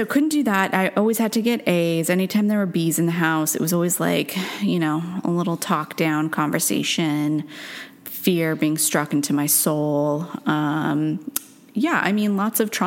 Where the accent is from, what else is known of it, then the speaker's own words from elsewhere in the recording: Stanford, California, United States; I was born in Stanford Hospital